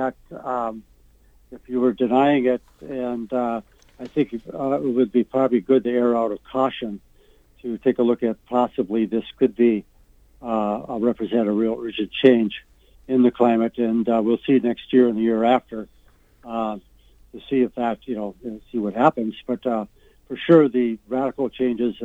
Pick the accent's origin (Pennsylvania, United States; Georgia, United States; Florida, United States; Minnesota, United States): Minnesota, United States; Minneapolis; moved away as an adult; now in Ely, United States; I'm from Minneapolis originally